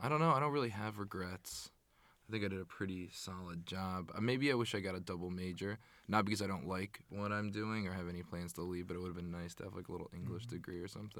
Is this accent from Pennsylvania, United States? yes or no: yes; Pennsylvania, United States; now in New York City, United States; I'm from Pennsylvania.